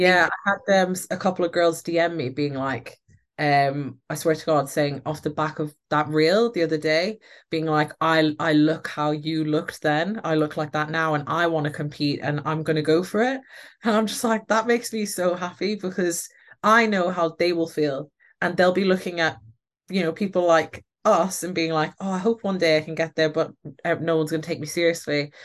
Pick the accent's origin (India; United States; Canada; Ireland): Ireland; moved away; I am Irish and I have an Irish passport.